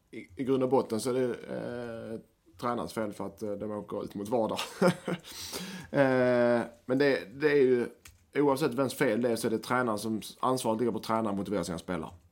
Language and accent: Swedish; Helsingborg, Skåne, Sweden; jag som helsingborgare